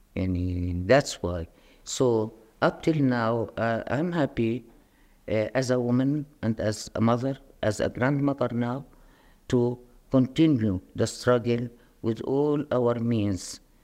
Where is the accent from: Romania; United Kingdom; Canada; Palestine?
Palestine